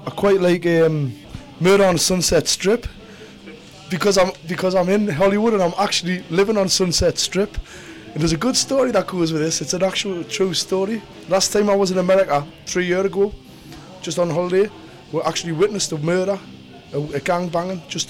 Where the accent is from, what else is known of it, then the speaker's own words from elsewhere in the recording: Newcastle upon Tyne, North East England, United Kingdom; I'm from the northeast of England, Newcastle.